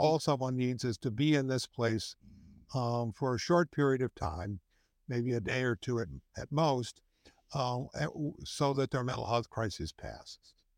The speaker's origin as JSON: {"language": "English", "town": "Chicago", "region": "Illinois", "country": "United States", "tie": "born or raised there", "also_born_or_lived": "Wisconsin", "said": "I was born in Wisconsin, but I moved here when I was eleven, which was a long time ago. So, I've lived almost my entire life in Illinois and really almost my entire life in the city of Chicago"}